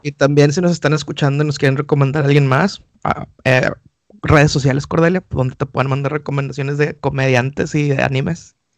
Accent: Monterrey, Nuevo León, Mexico; moved away; los que somos de Monterrey sí somos muy arraigados a las raíces

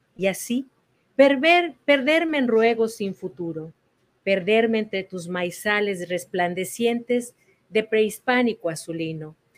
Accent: Mexico City, Mexico; now in Houston, United States; crecí en la Ciudad de México, en el centro histórico

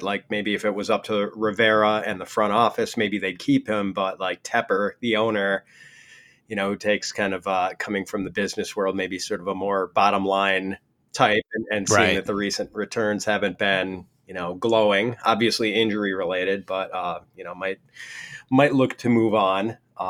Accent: Ireland; because I'm Irish, I'm constantly getting bottles of Jameson as gifts

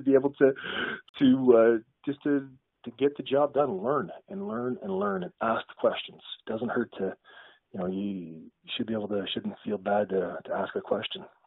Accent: Ottawa, Ontario, Canada; I grew up in Ottawa, which is a government town, right?

